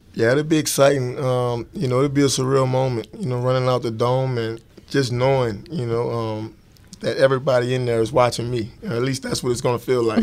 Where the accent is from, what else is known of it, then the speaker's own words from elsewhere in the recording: New Orleans, Louisiana, United States; growing up in New Orleans